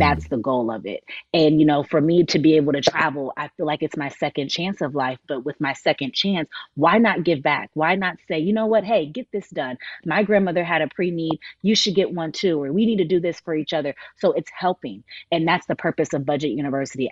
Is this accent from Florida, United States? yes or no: yes; Miami, Florida, United States; I was born and raised in Miami, Florida, but I was adopted.